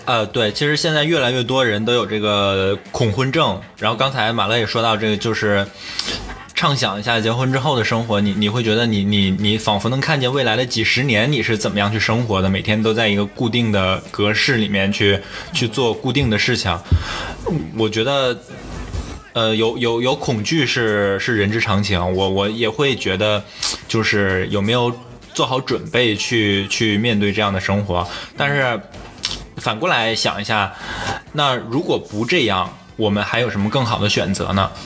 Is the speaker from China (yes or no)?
yes; Northeast China, China; 我是北方人，东北人